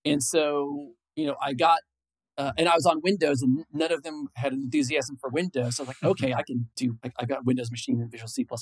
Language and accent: English; Illinois, United States; moved away as an adult; also born or lived in San Francisco Bay Area; I grew up in Illinois. I moved to the San Francisco Bay Area in 1997.